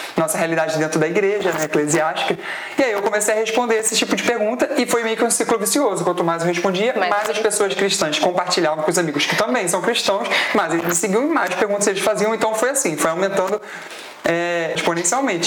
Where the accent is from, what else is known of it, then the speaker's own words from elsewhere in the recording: Araruama, Rio de Janeiro, Brazil; Mas eu sou de Araruama